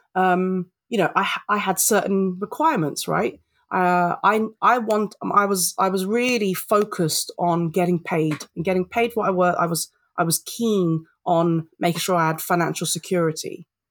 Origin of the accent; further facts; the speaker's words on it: London, United Kingdom; I'm British born Filipino, I'm a Londoner